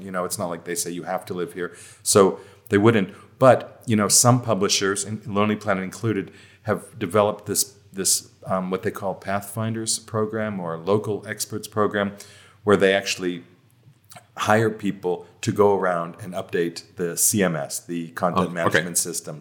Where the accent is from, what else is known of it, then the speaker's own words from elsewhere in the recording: United States; moved away; which of course is my home country